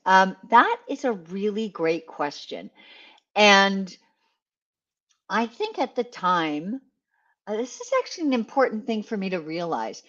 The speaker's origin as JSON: {"language": "English", "region": "west coast of Canada", "country": "Canada", "tie": "born or raised there", "said": "I grew up in Canada, on the west coast of Canada."}